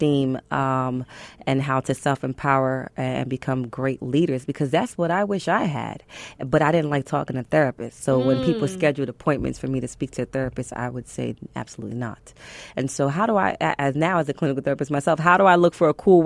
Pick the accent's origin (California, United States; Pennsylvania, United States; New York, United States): New York, United States; New York City; I'm from Brooklyn